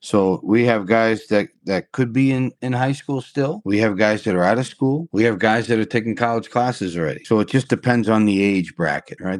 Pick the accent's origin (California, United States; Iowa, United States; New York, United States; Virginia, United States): New York, United States; also born or lived in Florida / Carolina; now in Wisconsin Rapids, United States; I'm a New Yorker at heart. That's where I was born and raised